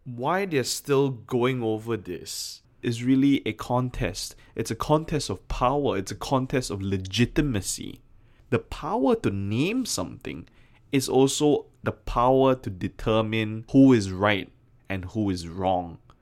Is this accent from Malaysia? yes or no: yes; Malaysia; my home country of Malaysia